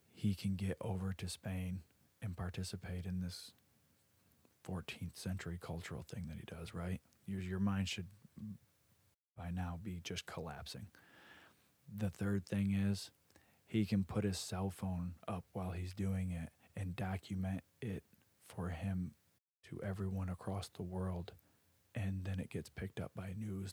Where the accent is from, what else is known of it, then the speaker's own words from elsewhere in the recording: United States; we're American